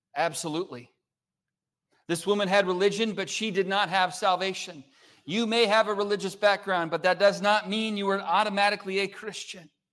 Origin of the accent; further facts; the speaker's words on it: California, United States; now in Oklahoma, United States; I'm from California. I don't speak Oklahoman